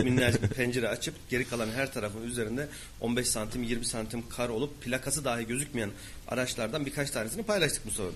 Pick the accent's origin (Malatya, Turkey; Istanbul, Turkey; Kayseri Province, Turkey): Kayseri Province, Turkey; Kayseri; memleketim Argıncık.